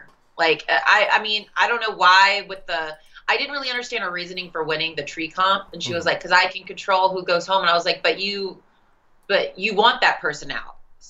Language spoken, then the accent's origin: English; Las Vegas, Nevada, United States; We're both from Vegas.